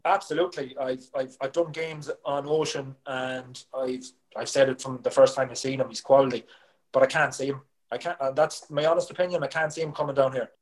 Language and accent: English; Galway, Connacht, Ireland; I was from Galway